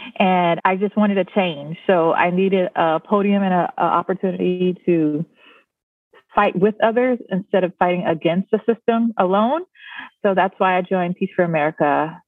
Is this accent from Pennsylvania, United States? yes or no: no; Orangeburg, South Carolina, United States; moved away as an adult; now in Hawaii, United States; I'm from South Carolina, a small town called Orangeburg.